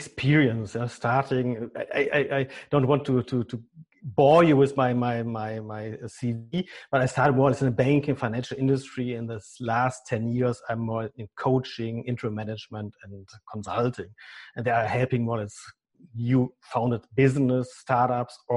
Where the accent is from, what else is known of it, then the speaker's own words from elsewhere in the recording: Germany; accent: German; English is a second language; my German accent